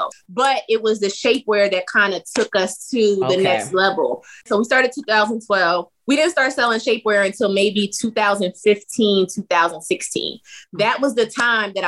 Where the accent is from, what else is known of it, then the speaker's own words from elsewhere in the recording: South Carolina, United States; We're from the South. So we were home in South Carolina